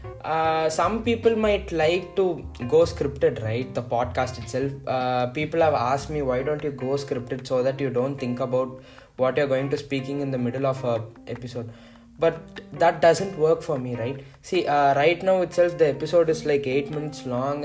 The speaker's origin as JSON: {"language": "English", "region": "Tamil Nadu", "country": "India", "first_language": "Tamil", "second_language": "English", "said": "I am basically from Tamil Nadu and I am most comfortable in Tamil"}